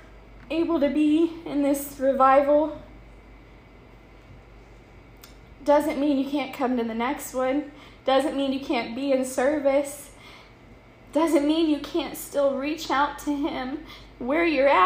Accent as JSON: {"language": "English", "town": "Iberia", "region": "Missouri", "country": "United States", "tie": "born or raised there", "said": "my hometown church, Full Gospel Tabernacle"}